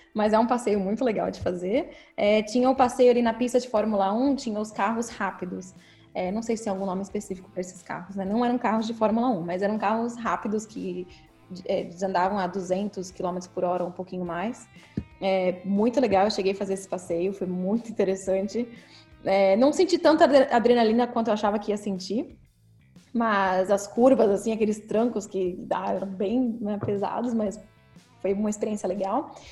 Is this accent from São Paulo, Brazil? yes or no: yes; São Paulo, Brazil; now in Sacramento, United States; Eu sou de São Paulo, né?